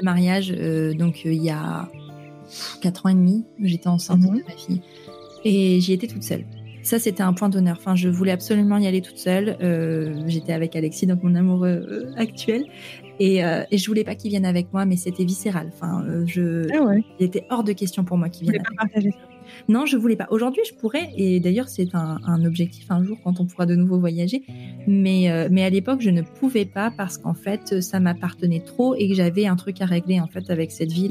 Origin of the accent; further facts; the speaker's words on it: northern France, France; moved away as an adult; also born or lived in Vancouver, Canada; je viens du nord de la France